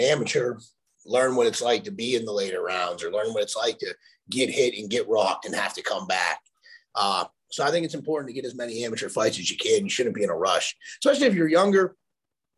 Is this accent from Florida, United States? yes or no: no; Pittsburgh, Pennsylvania, United States; I'm from Pittsburgh